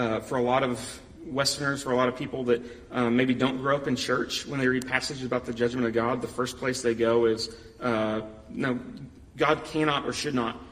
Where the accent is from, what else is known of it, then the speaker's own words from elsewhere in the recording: United States; I'm an American